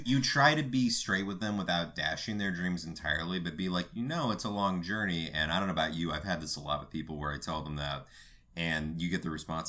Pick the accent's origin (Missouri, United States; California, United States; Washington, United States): California, United States; Los Angeles; I'm from North Hollywood